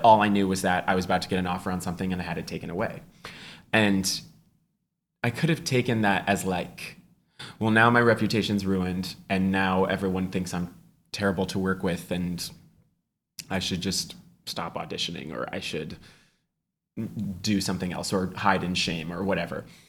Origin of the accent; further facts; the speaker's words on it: Walnut Creek, California, United States; my hometown of Walnut Creek, California